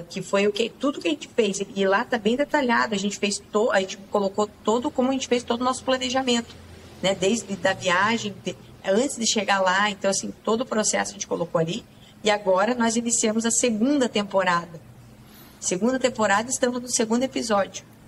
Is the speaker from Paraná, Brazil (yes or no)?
yes; Campina Grande do Sul, Paraná, Brazil; moved away; eu saí lá de Campina Grande do Sul